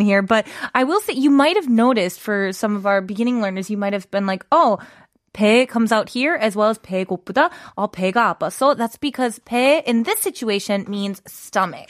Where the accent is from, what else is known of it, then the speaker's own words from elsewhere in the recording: United States; moved away as an adult; also born or lived in Russia; now in Korea; I am American